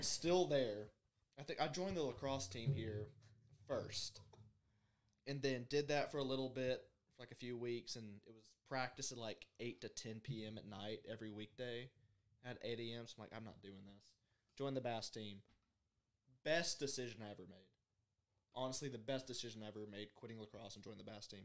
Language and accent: English; Birmingham, Alabama, United States; I'm from Birmingham